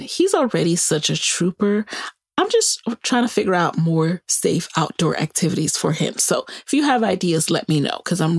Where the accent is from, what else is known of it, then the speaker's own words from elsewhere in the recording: New York City, New York, United States; also born or lived in Virginia; now in Maryland, United States; my own grandparents who were in Jamaica when we were growing up in the Bronx